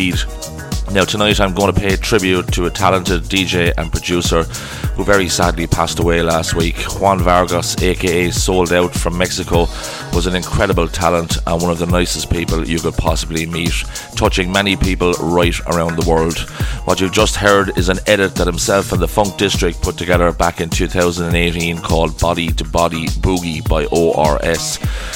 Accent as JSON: {"language": "English", "town": "Waterford", "region": "Munster", "country": "Ireland", "tie": "born or raised there", "said": "my hometown of Waterford"}